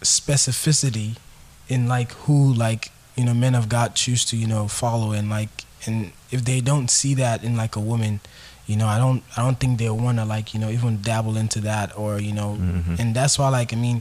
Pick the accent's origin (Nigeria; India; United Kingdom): Nigeria; I'm from Nigeria